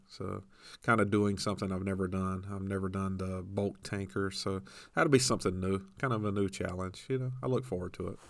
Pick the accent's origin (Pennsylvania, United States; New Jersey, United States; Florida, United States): Florida, United States; Tampa area; born or raised there; moved away